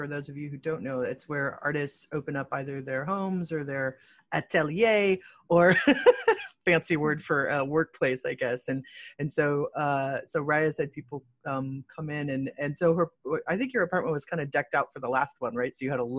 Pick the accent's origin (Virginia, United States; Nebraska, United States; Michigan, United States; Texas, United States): Michigan, United States; But yeah, but I'm from Michigan.